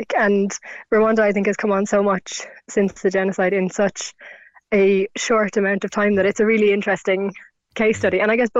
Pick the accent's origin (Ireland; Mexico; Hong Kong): Ireland